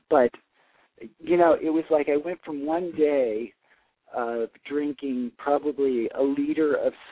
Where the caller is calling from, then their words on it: New York City, New York, United States; I'm calling from Brooklyn, New York.